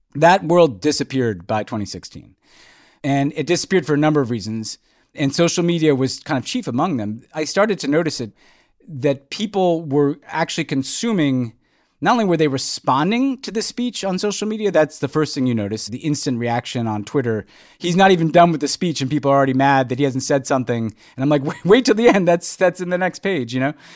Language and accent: English; New York City, New York, United States; moved away as an adult; also born or lived in Houston, Texas; now in Los Angeles, United States; after growing up in New York